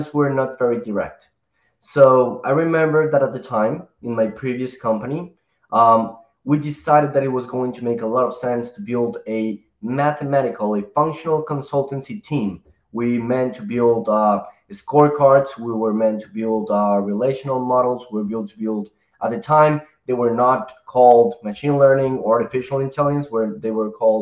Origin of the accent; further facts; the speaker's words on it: Colombia; I'm from Colombia